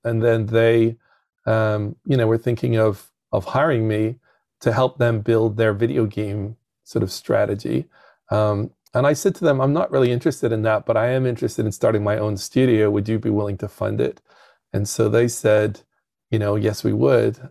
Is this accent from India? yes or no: no; United Kingdom; moved away as an adult; now in United States; I'm from the United Kingdom